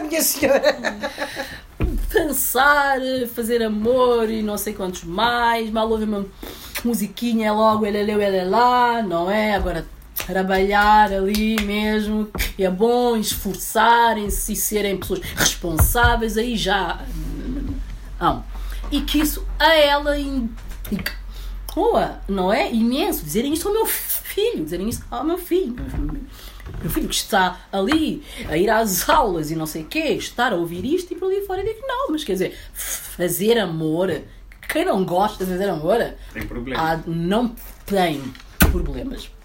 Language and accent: Portuguese; Portugal; also born or lived in Guinea-Bissau / Barreiro, Portugal; eu estava cá desde os meus oito anos